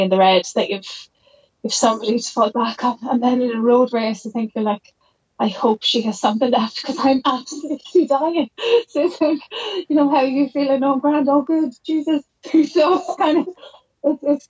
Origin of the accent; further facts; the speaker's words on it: Jenkinstown, Leinster, Ireland; We're from Jenkinstown in between Dundalk and the borders